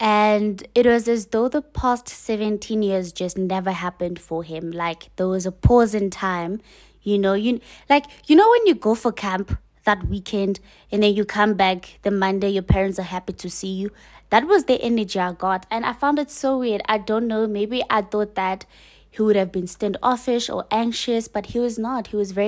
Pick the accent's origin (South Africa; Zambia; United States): South Africa; Eastern Cape; I was born in Cape Town. I was raised in Eastern Cape and I've been relocating to different provinces.